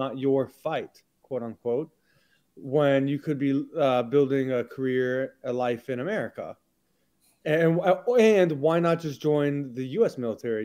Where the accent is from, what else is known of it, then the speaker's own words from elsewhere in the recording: Houston, Texas, United States; moved away as an adult; also born or lived in Massachusetts / Israel; I was born and raised in Houston, Texas.